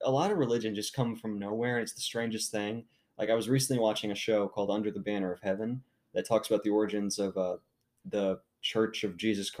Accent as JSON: {"language": "English", "country": "United States"}